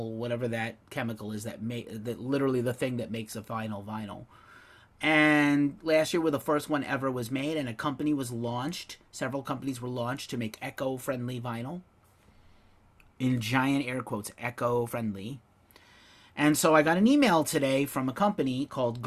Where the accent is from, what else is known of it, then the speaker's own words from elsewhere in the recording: New York, United States; moved away; I'm from New York